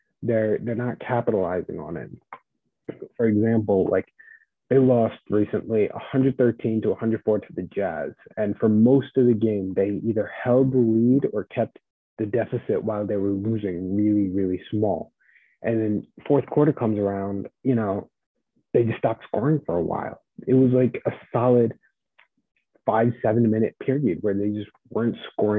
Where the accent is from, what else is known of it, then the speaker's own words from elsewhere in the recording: New Jersey, United States; I'm also from New Jersey